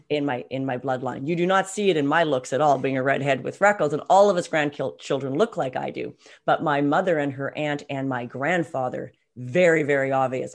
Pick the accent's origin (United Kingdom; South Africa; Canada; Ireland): Canada; West Coast of Canada, British Columbia; we're both Canadians, and we're both from the West Coast, living in the West Coast right now.